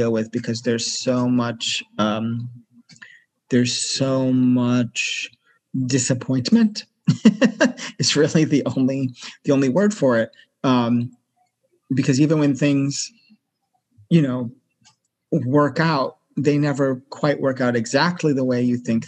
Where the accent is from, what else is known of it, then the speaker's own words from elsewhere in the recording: Massachusetts, United States; moved away as an adult; also born or lived in New York City; I grew up in Massachusetts, which is on the northeast coast of the USA.